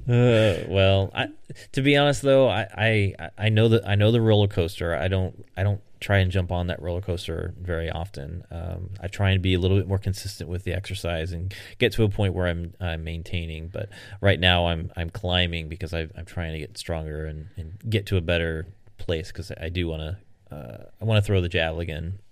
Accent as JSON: {"language": "English", "country": "United States", "said": "I'm an American"}